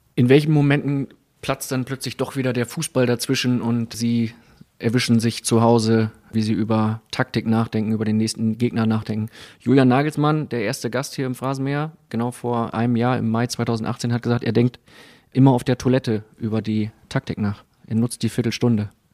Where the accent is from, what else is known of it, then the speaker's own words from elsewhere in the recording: Bremen, Germany; für mich als Bremer